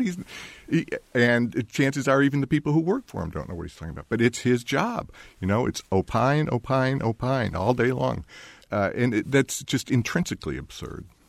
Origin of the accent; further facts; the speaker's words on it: Hinsdale, Illinois, United States; moved away; also born or lived in Berkeley / Bloomington; I was raised in Hinsdale, Illinois